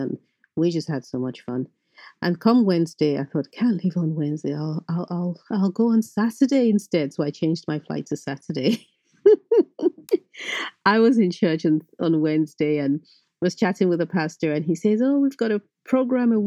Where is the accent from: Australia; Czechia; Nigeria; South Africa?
Nigeria; Benin City, Edo; moved away as an adult; now in London, United Kingdom; I grew up in Nigeria. I grew up in Benin